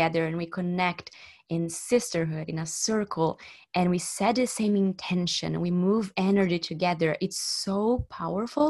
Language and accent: English; Brazil; now in Barcelona, Spain; I'm from Brazil. I'm living in Barcelona